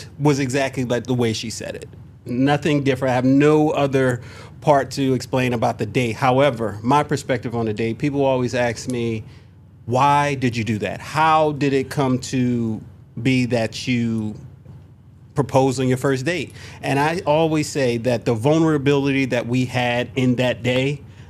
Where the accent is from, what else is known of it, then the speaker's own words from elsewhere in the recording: Philadelphia, Pennsylvania, United States; moved away as an adult; also born or lived in Los Angeles; I was moving back to Philly. I'm from Philly.